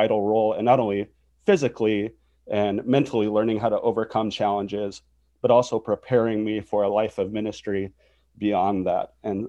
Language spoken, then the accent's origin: English; North Dakota, United States; born there; Well, I grew up as a pastor's kid. I was born in North Dakota, and then shortly after I was born, my dad went from a school teacher to a pastor.